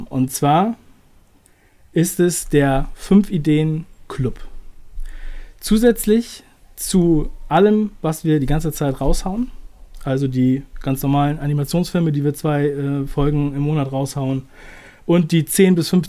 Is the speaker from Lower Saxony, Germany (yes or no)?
yes; Buxtehude, Lower Saxony, Germany; ich bin aufgewachsen in der Nähe von Hamburg in einem kleinen Ort, der heißt Buxtehude.